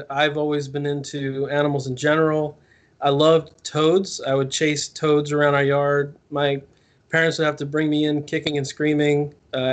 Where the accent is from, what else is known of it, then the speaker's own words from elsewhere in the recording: New Jersey, United States; I grew up in New Jersey